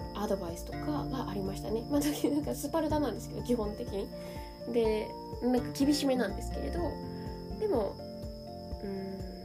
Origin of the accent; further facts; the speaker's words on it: Shizuoka, Japan; now in Kamakura, Japan; 実は私の実家は静岡のなんですけれども